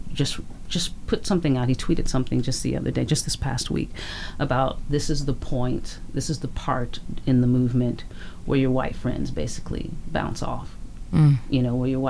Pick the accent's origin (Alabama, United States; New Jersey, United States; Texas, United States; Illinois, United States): Illinois, United States; Chicago; moved away as an adult; also born or lived in Louisiana / Los Angeles; now in Vancouver, Canada; I'm from Chicago.